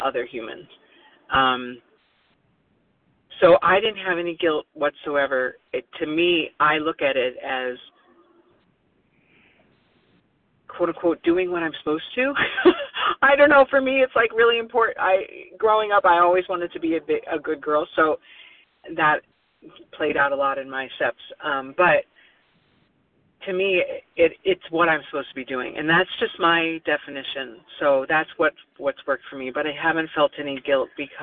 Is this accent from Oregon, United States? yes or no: yes; Oregon, United States; now in New Jersey, United States; I was born in Oregon